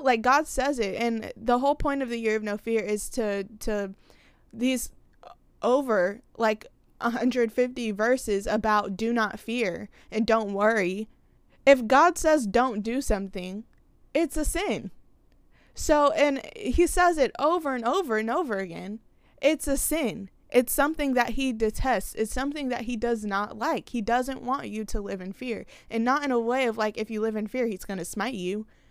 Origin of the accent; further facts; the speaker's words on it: the South, United States; I'm from the South